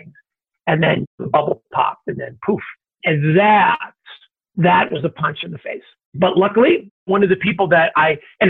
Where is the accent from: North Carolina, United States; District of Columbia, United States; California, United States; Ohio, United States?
Ohio, United States; Cleveland; moved away; Grew up in the Midwest, grew up in Ohio, the son of immigrant parents.